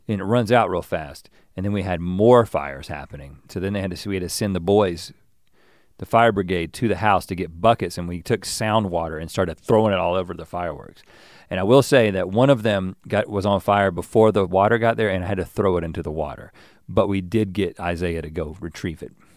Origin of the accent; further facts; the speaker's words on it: North Carolina, United States; now in California, United States; growing up in North Carolina